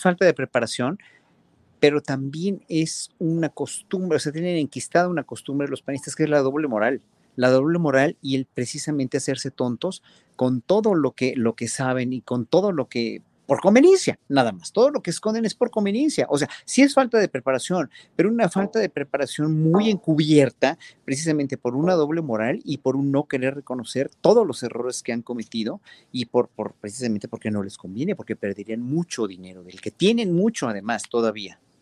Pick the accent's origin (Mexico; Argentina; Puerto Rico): Mexico